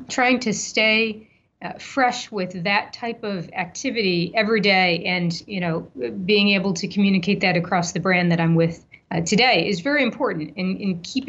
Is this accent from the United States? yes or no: yes; Ohio, United States; now in Iowa, United States; You know, I am a transplant from Ohio just 6 months ago, so I don't really have a dog in this fight.